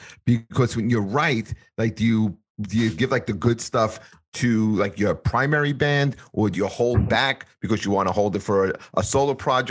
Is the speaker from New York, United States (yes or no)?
yes; New York City, New York, United States; I grew up on Staten Island.